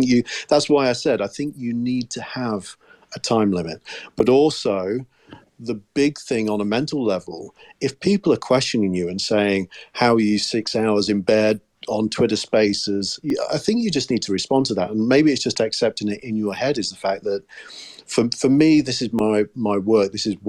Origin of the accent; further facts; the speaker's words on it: United Kingdom; I was just being very British